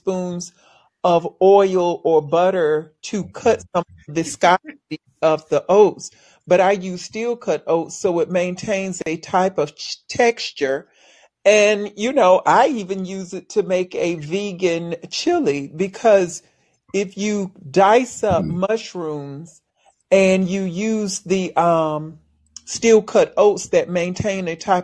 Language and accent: English; Alabama, United States; I'm from Alabama